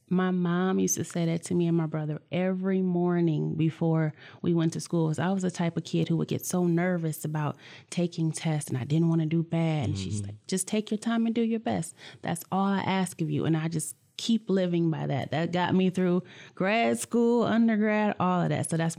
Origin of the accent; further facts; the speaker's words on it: Flint, Michigan, United States; I came from Flint. Honestly, and this is going to sound crazy, Michigan State wasn't even my first pick.